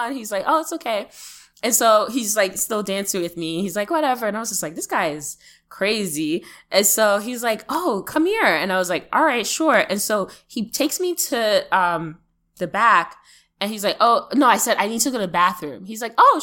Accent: New York, United States; New York

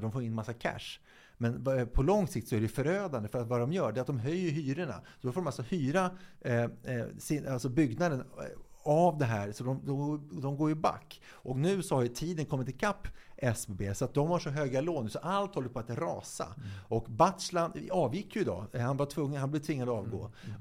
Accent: Stockholm, Stockholm County, Sweden; där jag bodde när jag växte upp i Hässelby

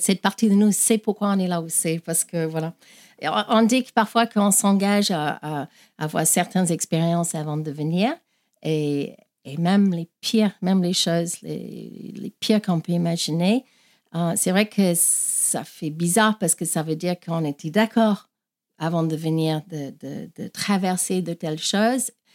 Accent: Australia; French is a second language; moved away as an adult; also born or lived in Ireland; now in France; Donc je suis née en Irlande, mais j'ai grandi en Australie et ça fait 20 ans que, je, que j'habite en France

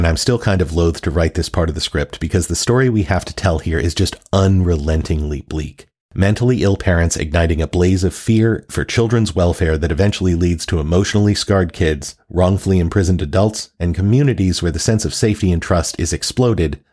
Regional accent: the South, United States; I grew up in the South

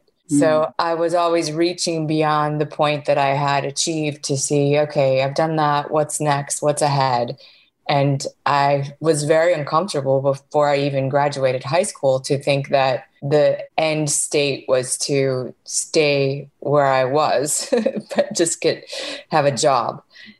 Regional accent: outside of Chicago, Illinois, United States; moved away as an adult; also born or lived in San Francisco / Miami; I was born outside of Chicago in a very small town and went to high school in that area.

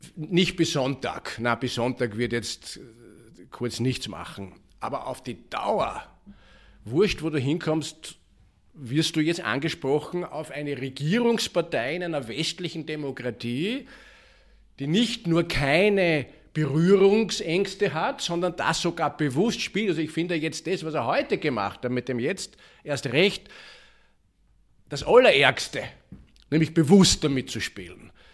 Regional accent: Vienna, Austria; als Wiener, als Österreicher

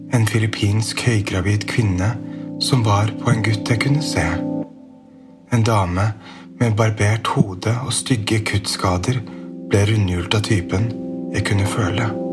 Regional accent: Bærum, Akershus, Norway; Jeg vokste opp i Bærum på 90-tallet

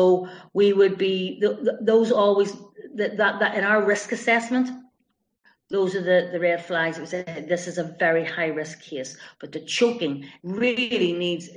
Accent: Belfast, Northern Ireland, United Kingdom; now in West Cork, Ireland; I'm from Belfast with this accent

